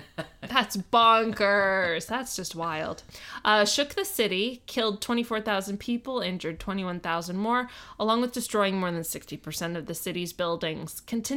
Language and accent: English; United States; You can't tell I'm American.